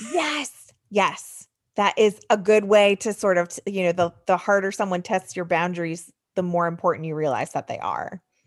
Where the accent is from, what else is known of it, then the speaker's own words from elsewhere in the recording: United States; moved away; also born or lived in Michigan; I grew up outside of New York City